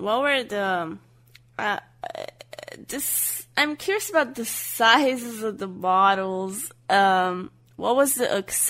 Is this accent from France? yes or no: no; Romania; now in Bucharest, Romania; Oh, yes. I have family here. But I'm not originally from Bucharest, so they're back in my hometown. I live here alone, basically. I've come here for university, and I just stayed here, basically.